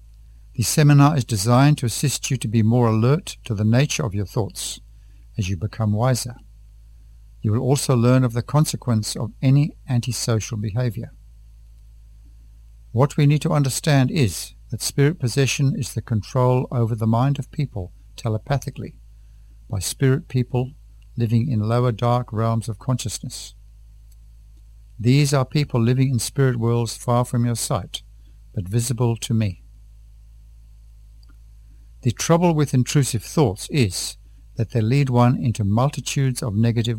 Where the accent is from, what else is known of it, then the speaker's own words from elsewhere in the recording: Tanzania; from Tanzania.